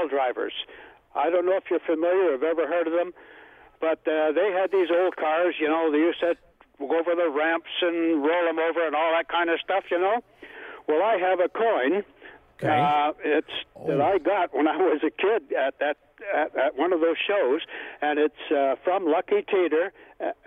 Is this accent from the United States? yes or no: no; Toronto, Ontario, Canada; now in Sarnia, Canada; I was a kid growing up in Toronto